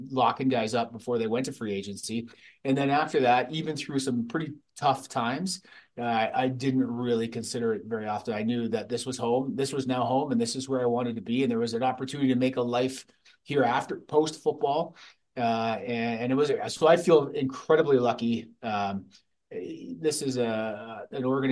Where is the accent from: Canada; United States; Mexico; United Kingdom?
Canada; London, Ontario; now in Calgary, Canada; Growing up in London